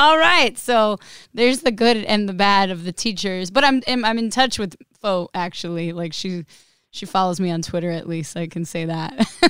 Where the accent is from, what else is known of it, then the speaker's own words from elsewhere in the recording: New York, United States; accent: New York; she gave me voice lessons to lose my accent, because as a New Yorker, she was like, you're never going to get hired anywhere with your accent